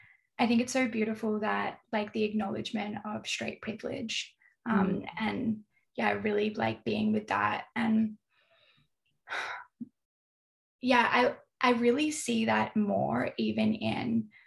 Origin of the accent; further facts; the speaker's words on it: North East England, United Kingdom; But then sometimes I'm just Geordie.